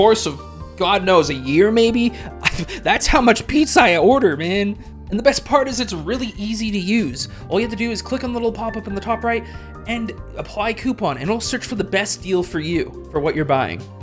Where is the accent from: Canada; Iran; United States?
Canada; I'm Canadian